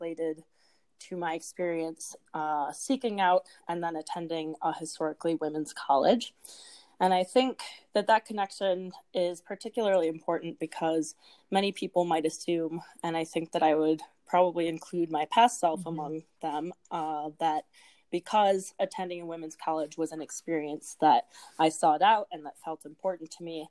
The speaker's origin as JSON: {"language": "English", "region": "Midwest", "country": "United States", "said": "I am from the Midwest."}